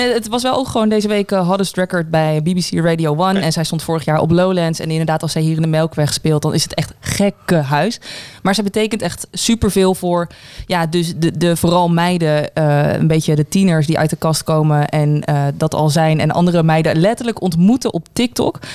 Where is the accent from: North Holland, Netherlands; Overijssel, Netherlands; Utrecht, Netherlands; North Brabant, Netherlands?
North Brabant, Netherlands; Zundert; Ik kom zelf uit Zundert